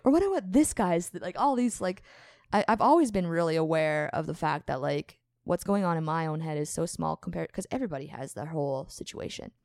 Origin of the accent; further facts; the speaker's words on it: Morden, Manitoba, Canada; we grew up in Morden, playing together